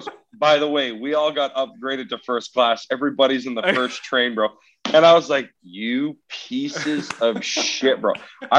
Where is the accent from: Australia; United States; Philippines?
Australia; Casino, New South Wales; I'm like, oh, I'm from Casino.